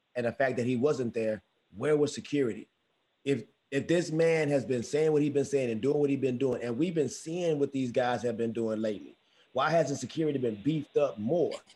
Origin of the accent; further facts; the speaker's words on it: Houston, Texas, United States; I'm from Houston. I'm from Houston